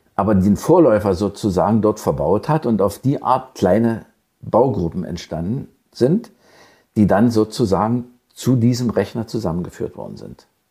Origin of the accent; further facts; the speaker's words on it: Senftenberg, Brandenburg, Germany; also born or lived in Brieske / Bad Liebenwerda / Elsterwerda; Aber Senftenberg war eigentlich meine Heimat, wo ich groß geworden bin, bis zur siebten Klasse